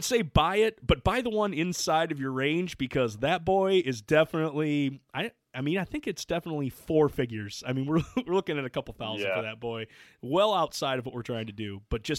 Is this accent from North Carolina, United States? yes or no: no; Michigan, United States; I'm a bum from Michigan who has been trying to cook wild game more and learn from other people